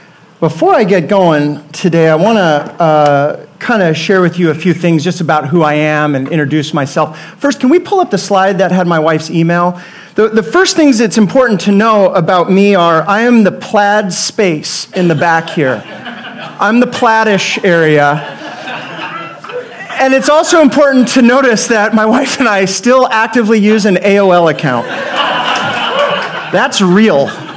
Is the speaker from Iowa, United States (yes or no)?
no; Bellingham, Washington, United States; moved away; I'm from the Northwest, Bellingham, Washington, what we call the fourth corner.